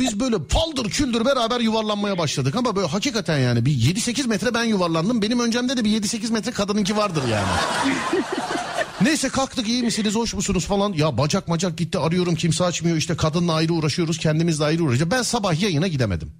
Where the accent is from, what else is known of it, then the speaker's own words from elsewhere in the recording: Istanbul, Turkey; Bir İstanbullu olarak